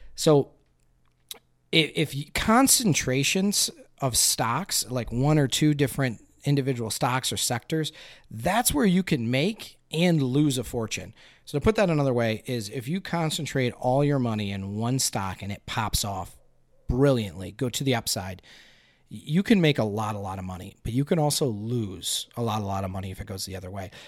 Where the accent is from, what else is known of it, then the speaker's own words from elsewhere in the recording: Flint, Michigan, United States; I'm from Flint, Michigan here in the Flint area.